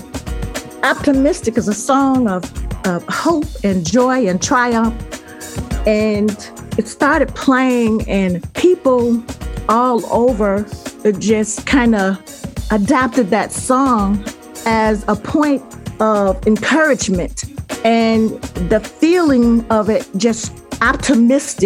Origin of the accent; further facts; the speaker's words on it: Chicago, Illinois, United States; I'm from the Chicago area